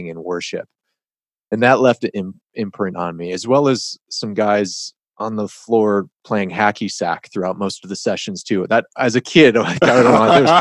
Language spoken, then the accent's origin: English; Detroit, Michigan, United States; I grew up in the Detroit area in Michigan